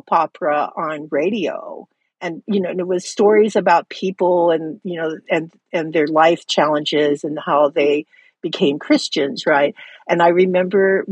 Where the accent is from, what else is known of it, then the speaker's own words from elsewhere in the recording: Hawaii, United States; growing up in Hawaii, you know, the ocean is your life